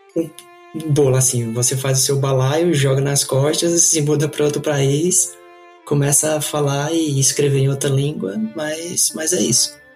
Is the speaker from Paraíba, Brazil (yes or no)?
yes; Campina Grande, Paraíba, Brazil; moved away as an adult; now in Canada; nasci em Campina Grande, Paraíba. É, fui criado, criado lá